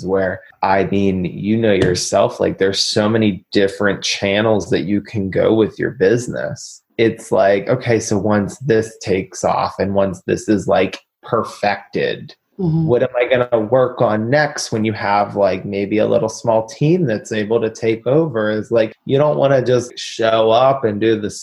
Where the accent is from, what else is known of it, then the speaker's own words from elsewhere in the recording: Pittsburgh, Pennsylvania, United States; I'm from Pittsburgh